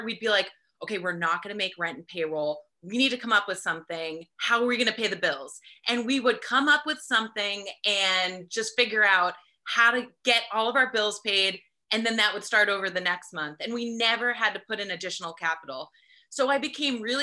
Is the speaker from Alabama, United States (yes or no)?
no; New Jersey, United States; now in California, United States; I'm originally from New Jersey, so I have that East Coast work ethic. But I moved out to California